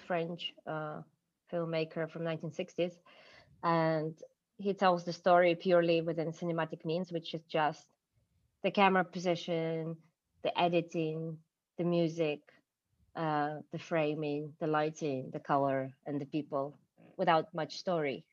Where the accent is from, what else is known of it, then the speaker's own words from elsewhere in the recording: Ukraine; English is a second language; moved away as an adult; also born or lived in Kyiv; now in London, United Kingdom; I'm from Ukraine